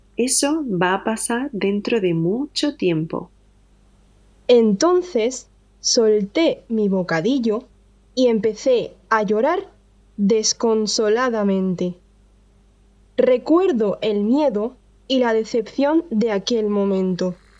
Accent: Andalusia, Spain; soy de Andalucía, en el sur de España

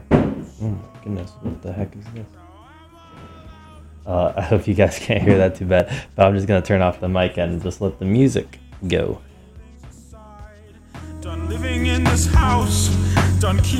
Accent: Miami, Florida, United States; I'm from Miami

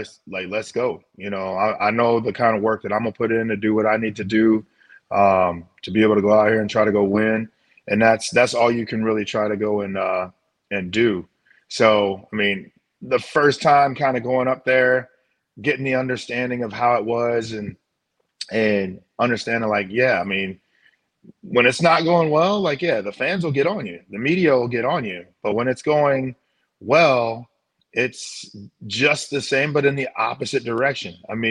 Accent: St. Louis, Missouri, United States; Yeah, it is St. Louis, you know, having been grown up, born and raised in St. Louis, understanding what Cardinal fans are and the passion that the fans in St. Louis have

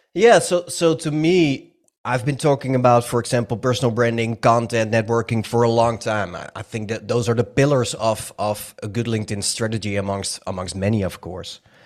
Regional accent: Netherlands; English is a second language; I'm from the Netherlands. Some of you might have already heard it on my accent

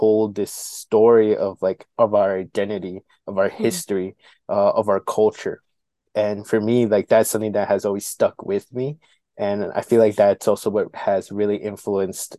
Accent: Milwaukee, Wisconsin, United States; I was born and raised here in Milwaukee, grew up in the South Side kind of neighborhood community near like Cesar Chavez Drive

